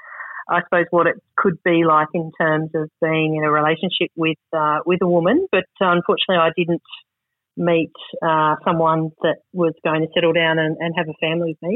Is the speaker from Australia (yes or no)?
yes; Sydney, New South Wales, Australia; I grew up on Sydney's northern beaches, the average Australian upbringing